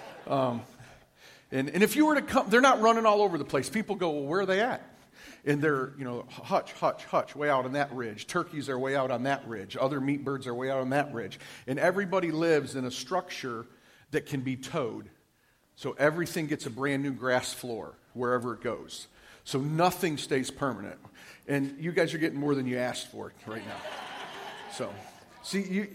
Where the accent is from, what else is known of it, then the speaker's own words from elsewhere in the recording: Detroit, Michigan, United States; moved away as an adult; I grew up in Detroit, Michigan